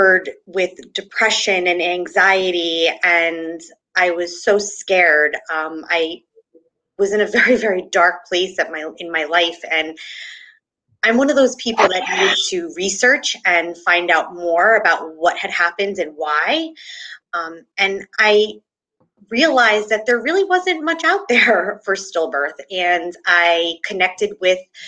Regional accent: New Jersey, United States; I am from New Jersey

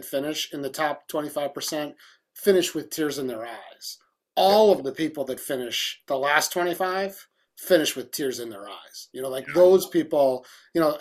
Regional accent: Milwaukee, Wisconsin, United States; I grew up in Milwaukee

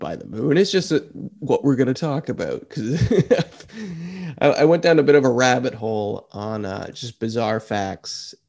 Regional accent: Canada; Normally you could travel the world fine as a Canadian

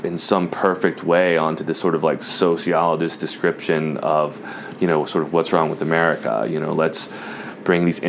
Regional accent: Jacksonville, Florida, United States; now in New York, United States; I grew up in Jacksonville, Florida, on the west side of Jacksonville, Florida.

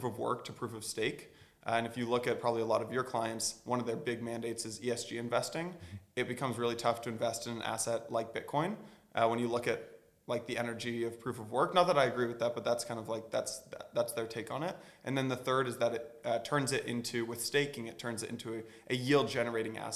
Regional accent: California, United States; moved away as an adult; also born or lived in Atlanta / New York; I'm from California

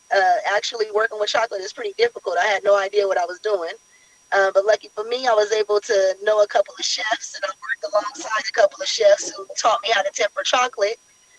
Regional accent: San Francisco, California, United States; also born or lived in Oakland, California; I was born in San Francisco, California, and pretty much raised all over the Bay Area.

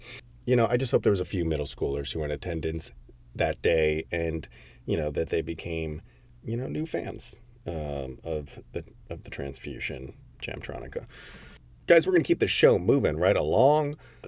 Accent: Connecticut, United States; Peter, so, I mean, a lot of the guys are from Connecticut, which is my hometown.

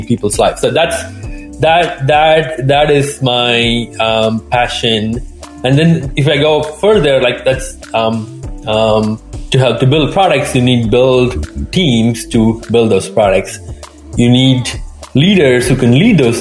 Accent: India; moved away; I'm originally from India

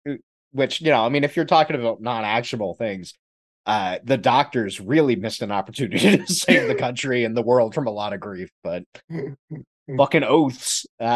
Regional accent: Canton, Ohio, United States; also born or lived in Texas; Though I was born in Texas, my earliest memories and most of my happiest childhood memories were from Maslin in Canton, Ohio.

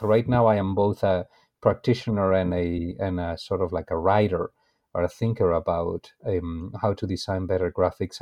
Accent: Spain; moved away as an adult; also born or lived in Brazil; now in United States; I am originally from Spain

